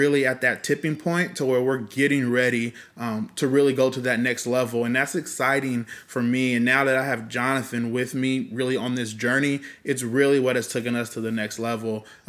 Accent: Fresno, California, United States; So I am also 31 years old, yep. Born and raised in Fresno, Woo. California.

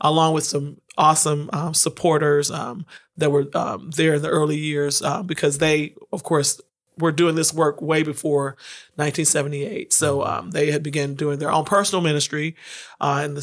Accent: Memphis, Tennessee, United States; I was raised right there, and was born and raised in Memphis

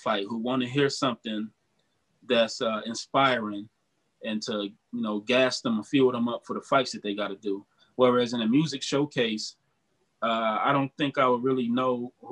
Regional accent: Detroit, Michigan, United States; now in Cleveland, United States; I'm in Cleveland right now, but I bounce back. I'm from Detroit originally

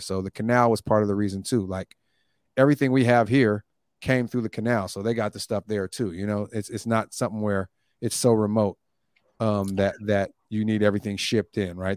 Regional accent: Oakland, California, United States; also born or lived in Long Beach; I'm from Oakland

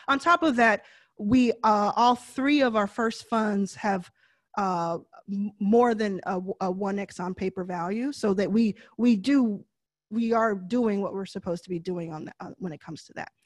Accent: Texas, United States; I know I say deal kind of funny 'cause I'm from Texas

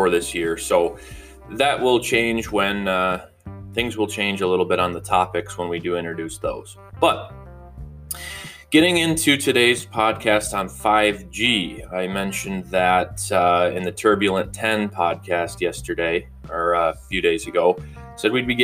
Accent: Grand Rapids, Michigan, United States; I'm from Grand Rapids, Grand Haven, Michigan area.

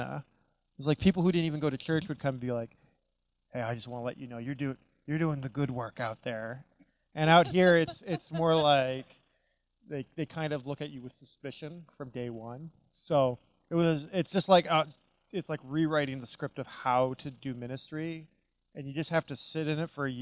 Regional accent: Canada; moved away as an adult; also born or lived in United States; now in Vancouver, Canada; being Canadian growing up, but working in the U.S. for 11 years and then coming back to Canada

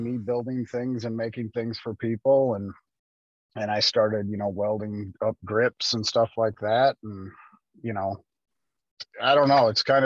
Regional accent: Northern Illinois, United States; also born or lived in Texas; I grew up in Northern Illinois out in the country on a farm

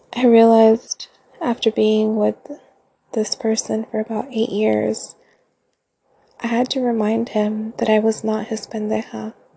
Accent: Central Coast, California, United States; I'm from California, born and raised on the Central Coast

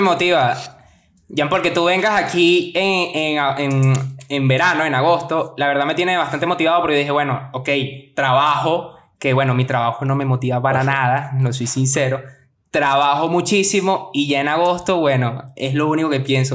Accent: Maracay, Aragua, Venezuela; moved away; also born or lived in Europe; Vengo de Maracay, igual que estos tres huevones, la única diferencia es que, bueno, yo tengo papel europeo y estoy en Europa

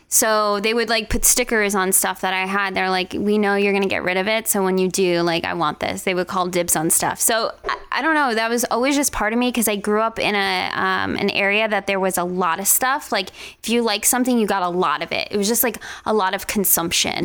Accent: Long Island, New York, United States; moved away as an adult; now in Las Vegas, United States; I'm from Long Island, New York

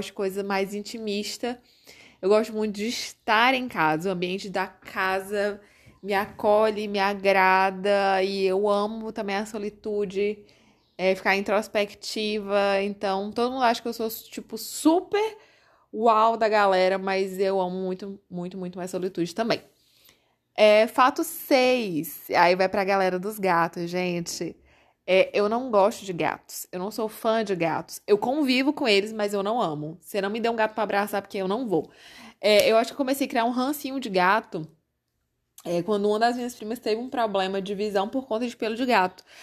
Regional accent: Corrente, Piauí, Brazil; also born or lived in Teresina; eu nasci em Teresina, gente. Eu nasci aqui mas fui sempre criada em corrente, então por isso que eu me considero muito mais correntina do que teresinense.

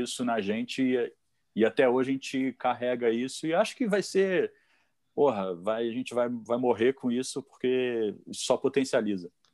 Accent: Petrópolis, Rio de Janeiro, Brazil; also born or lived in São Paulo; Eu sou o único que sou nascido no Rio de Janeiro e vim morar aqui na Serra, né? Subi a Serra para vir morar aqui. E com 10 anos de idade eu acabei conhecendo e, e é, vim ser vizinho do Fausto do Franco

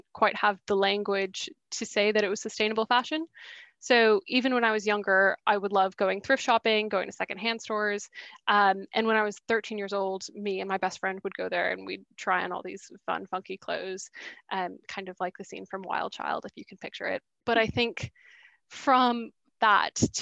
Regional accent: Boston, Massachusetts, United States; moved away as an adult; also born or lived in St Andrews, Scotland; now in London, United Kingdom; So I'm American. I grew up in Boston, but I've been in the UK for the last 6 years now.

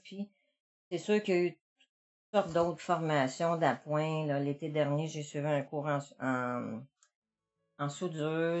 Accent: Montreal, Quebec, Canada; moved away as an adult; now in Gallix, Canada; je viens de Montréal

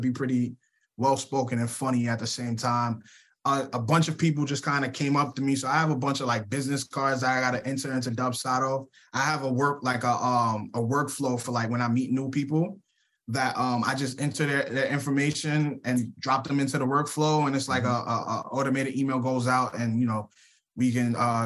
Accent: New York City, New York, United States; now in Suwanee, United States; we're both from the Bronx

